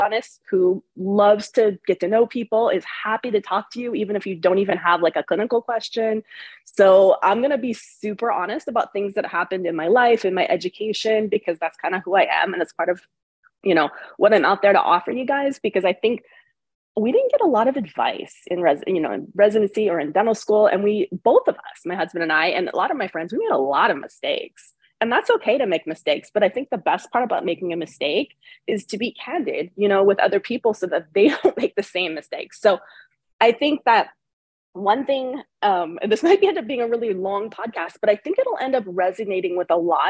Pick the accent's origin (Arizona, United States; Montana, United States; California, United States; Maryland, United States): California, United States; Bay Area; also born or lived in Connecticut; I'm originally from the Bay Area, California.